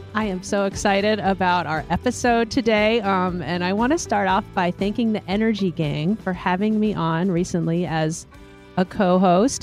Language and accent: English; Gatlinburg, Tennessee, United States; moved away; I grew up in Gatlinburg, Tennessee, which is this beautiful resort town in the Great Smoky Mountains.